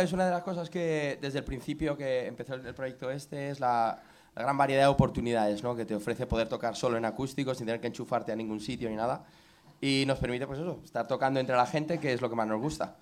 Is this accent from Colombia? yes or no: no; Colmenar Viejo, Community of Madrid, Spain; somos de Colmenar Viejo, es nuestro pueblo, nacimos allí